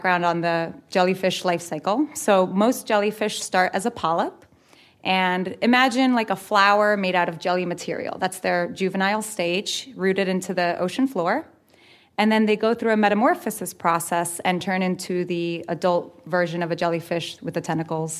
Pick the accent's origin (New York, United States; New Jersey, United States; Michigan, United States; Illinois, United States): New Jersey, United States; I'm a middle school science teacher from New Jersey